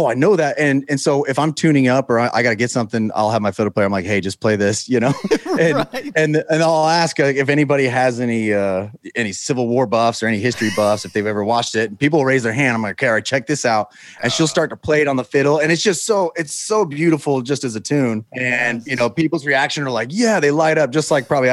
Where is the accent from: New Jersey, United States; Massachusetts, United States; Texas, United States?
Texas, United States; Houston; also born or lived in Utah; Grew up in Houston